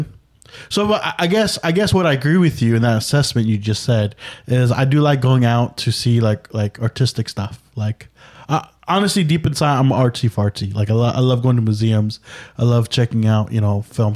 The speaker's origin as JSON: {"language": "English", "area": "Bay Area", "region": "California", "country": "United States", "tie": "born or raised there", "said": "growing up in the Bay Area, I'm naturally a liberal"}